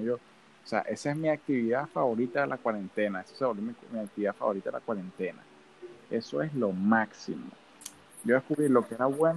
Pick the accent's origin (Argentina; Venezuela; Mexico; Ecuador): Venezuela; moved away; la gente no cree que yo soy venezolano, me lo han dicho varias veces, ay, tú no pareces venezolano, hasta que me escuchan hablar claramente